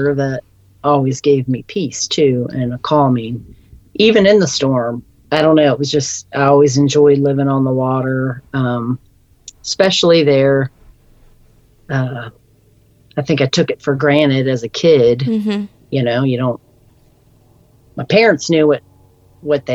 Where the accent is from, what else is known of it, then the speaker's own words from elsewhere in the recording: Scotland, Maryland, United States; I grew up down in Scotland, Maryland on Rodeo Beach, which was on the Chesapeake Bay. I think I was in fifth grade when we moved down there